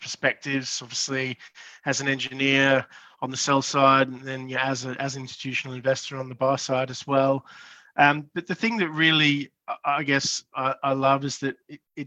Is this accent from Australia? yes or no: yes; Brisbane, Queensland, Australia; also born or lived in Mount Isa; I'm originally from Brisbane